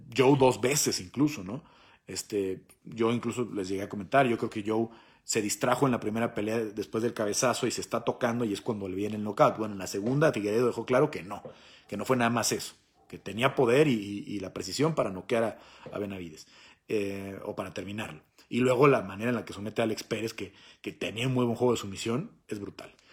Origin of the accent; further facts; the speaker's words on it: Mexico; soy mexicano